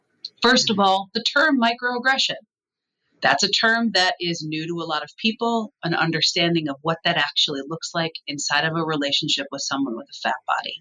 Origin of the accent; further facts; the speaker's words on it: Midwest, United States; I come from the Midwest